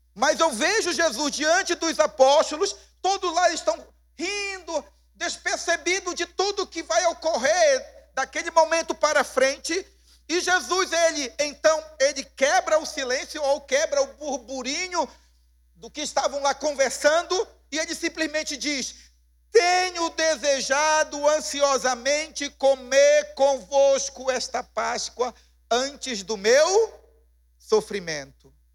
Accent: Pará, Brazil; como paraense

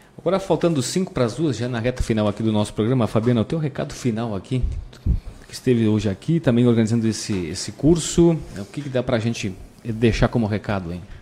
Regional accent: Rio Grande do Sul, Brazil; nós temos também esse privilégio, como gaúchos

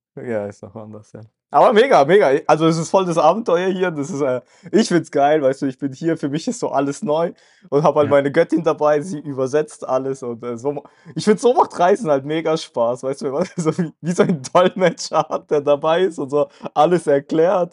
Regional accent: Germany; also born or lived in Kazakhstan; ich bin ja auch aus Kasachstan gekommen. Aber ich war ja sehr klein, ich kann mich ja daran gar nicht erinnern, wie wir da gelebt haben, sondern für mich ist Deutschland meine Heimat, ich bin da groß geworden

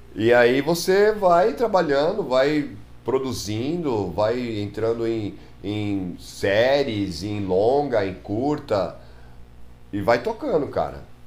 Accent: São Paulo, Brazil; also born or lived in Praia Grande; nascido e criado em Tatuapé

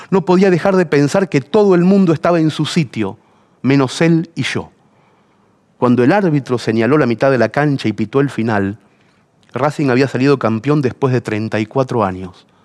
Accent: Argentina; now in Spain; Los taxistas, al escuchar mi acento, querían saber cómo es posible, tío, un país tan rico, gente tan culta. Argentina se estaba yendo a la mierda como siempre, es decir, más que nunca, pero esta vez yo no estaba.

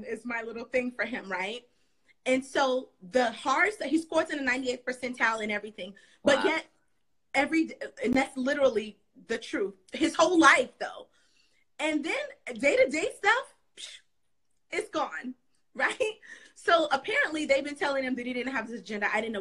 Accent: South Florida, United States; also born or lived in New York; now in Charlotte, United States; I live in North Carolina. I live in Charlotte. I'm from South Florida. And then I lived in New York

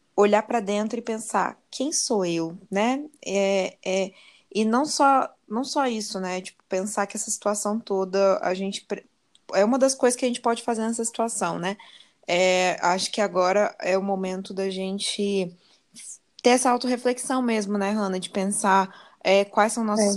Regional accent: Brazil; como brasileiras

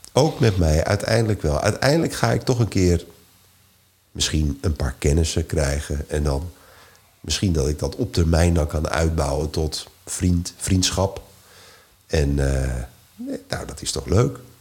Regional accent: Netherlands

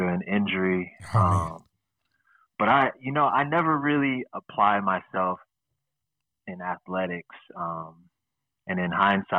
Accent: Seattle, Washington, United States; So I come from the West Coast

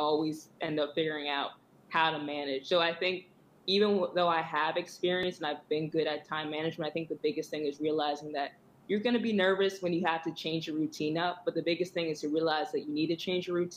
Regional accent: Georgia, United States; I'm from Georgia.

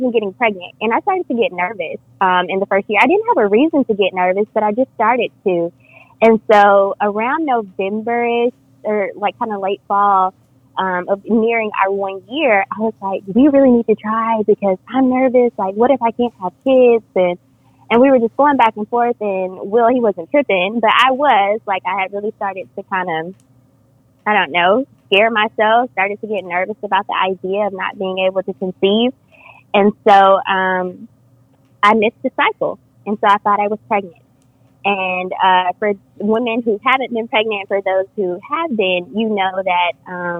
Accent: Griffin, Georgia, United States; I'm from Griffin, Georgia

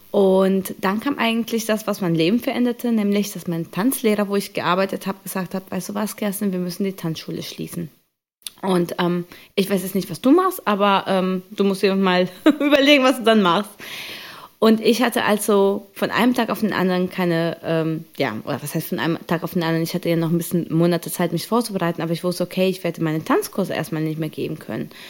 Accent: Colombia; Ich komme ursprünglich aus Kolumbien und habe da Salsa und Bachata ähm, gelernt äh, aus meiner Kindheit und mit meinen Geschwistern.

